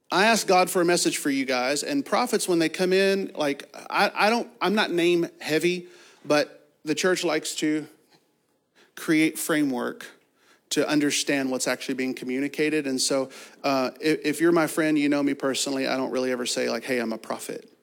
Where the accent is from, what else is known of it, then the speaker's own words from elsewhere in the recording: Kentucky, United States; I'm from Kentucky and have a fourth grade education